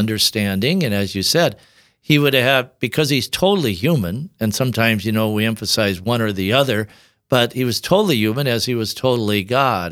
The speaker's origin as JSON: {"language": "English", "town": "Tabor", "region": "South Dakota", "country": "United States", "tie": "born or raised there", "also_born_or_lived": "Sioux Falls, South Dakota", "said": "I grew up in South Dakota, of course, near Yankton"}